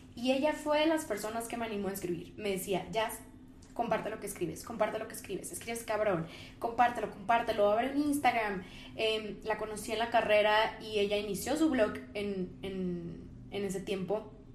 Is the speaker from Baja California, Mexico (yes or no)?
yes; Ensenada, Baja California, Mexico; moved away; yo soy de Ensenada, que es una ciudad muy chiquita al norte del país